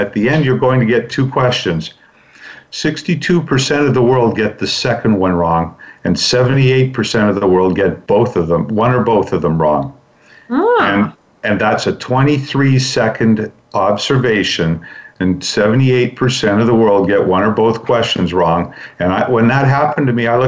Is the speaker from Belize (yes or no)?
no; Vancouver, British Columbia, Canada; I was born and raised in Vancouver, where Brandy is as well